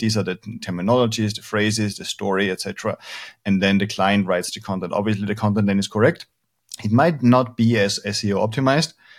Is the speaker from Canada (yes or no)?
no; Austria; now in Spain; I'm originally from Austria